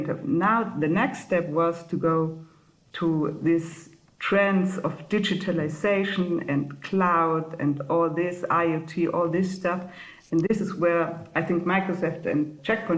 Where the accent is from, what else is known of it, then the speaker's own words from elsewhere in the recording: Munich, Bavaria, Germany; moved away as an adult; now in Switzerland; I'm coming from Munich. So I was born and grew up in Bavaria